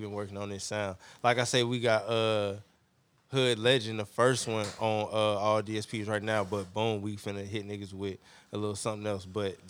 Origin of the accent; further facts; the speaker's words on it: Clayton County, Georgia, United States; I'm from Clayco. I'm from the South Side.